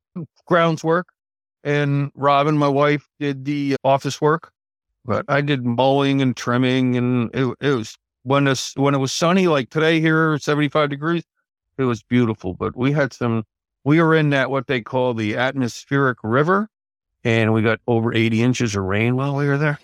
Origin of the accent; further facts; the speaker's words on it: Albany, New York, United States; also born or lived in Syracuse, New York; I'm originally from the Albany, New York area